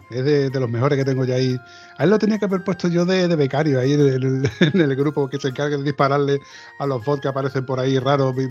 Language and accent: Spanish; Osuna, Andalusia, Spain; ¿Por dónde andas? Yo soy de Osuna, de Sevilla.